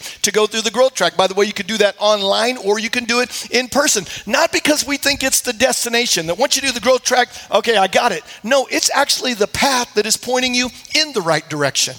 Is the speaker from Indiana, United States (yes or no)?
no; Iowa, United States; moved away; I grew up in Iowa